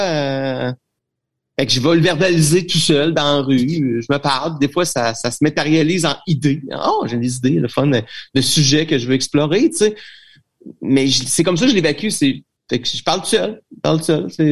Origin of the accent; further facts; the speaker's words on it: Trois-Rivières, Quebec, Canada; je suis de Trois-Rivières